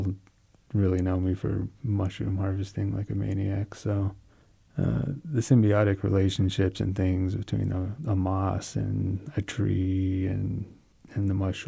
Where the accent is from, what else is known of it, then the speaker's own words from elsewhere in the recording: Southern Ute Indian Reservation, Colorado, United States; from the Southern Ute Indian Reservation in Colorado